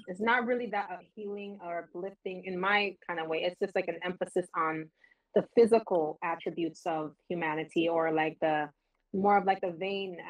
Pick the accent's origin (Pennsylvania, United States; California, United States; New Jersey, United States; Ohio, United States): California, United States; Los Angeles; I grew up in Los Angeles